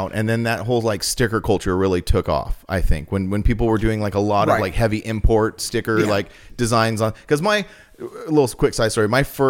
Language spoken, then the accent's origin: English; the High Desert, California, United States; I was born at St. Mary's Hospital. Okay. Yeah. I am like the true definition of a desert rat. I'm like born here. I'm raised here. And now I'm raising my kids here.